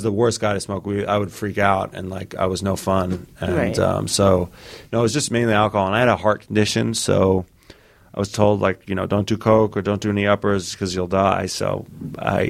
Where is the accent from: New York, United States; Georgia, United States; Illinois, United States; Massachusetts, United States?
New York, United States; New York City; I grew up in New York City